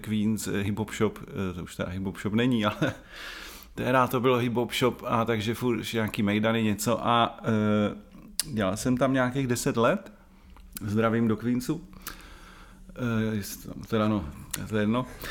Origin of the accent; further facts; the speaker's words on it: Brno, South Moravian Region, Czechia; Já jsem rodilej Brňák